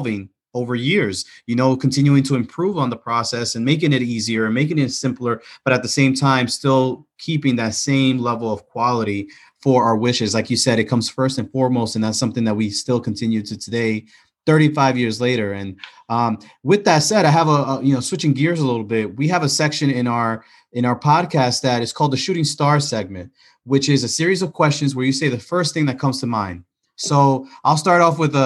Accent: New York City, New York, United States; I'm from the Bronx

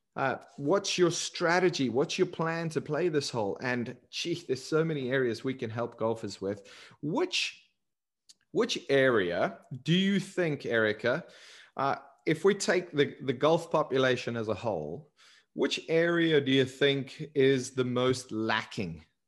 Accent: South Africa; moved away; growing up in South Africa

